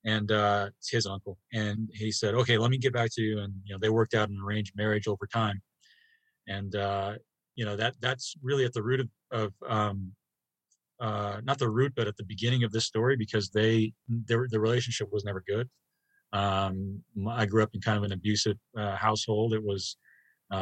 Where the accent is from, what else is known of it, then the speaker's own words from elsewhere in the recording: Bay Area, 45 minutes northeast of San Francisco, California, United States; moved away as an adult; now in Colorado, United States; I grew up about 45 minutes northeast of San Francisco.